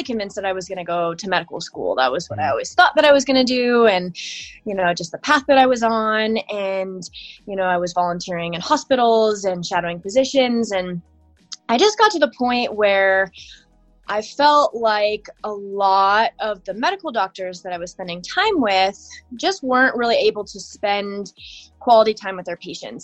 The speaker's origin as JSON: {"language": "English", "town": "Lakewood", "region": "Colorado", "country": "United States", "tie": "born or raised there", "said": "I was born and raised in Lakewood, Colorado"}